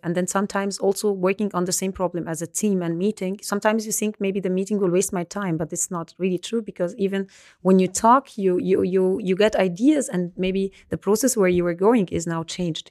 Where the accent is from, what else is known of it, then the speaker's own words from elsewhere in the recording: Alexandria, Alexandria Governorate, Egypt; moved away as an adult; also born or lived in Ulm, Germany; now in Germany; I was born and raised in Alexandria, Egypt. I moved to Germany to study for my master's uh, degrees